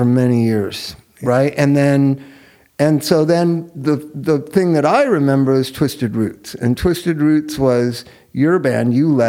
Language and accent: English; Los Angeles, California, United States; I'm from East L.A.